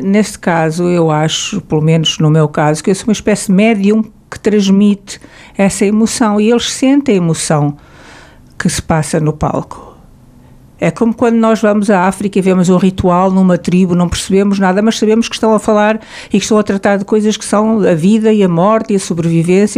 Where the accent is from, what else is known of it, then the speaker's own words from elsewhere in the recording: Portugal; nós, portugueses